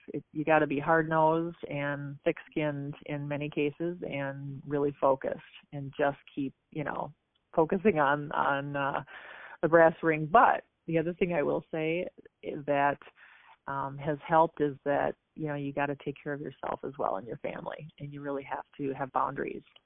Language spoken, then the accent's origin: English; Apple Valley / Burnsville, Minnesota, United States; I grew up um, just south of Minneapolis in Minnesota, in the suburbs, Apple Valley, uh, Burnsville, that area.